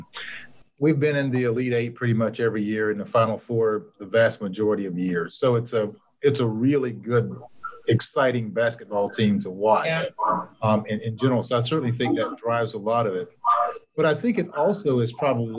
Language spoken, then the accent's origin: English; South Carolina, United States; I'm from South Carolina.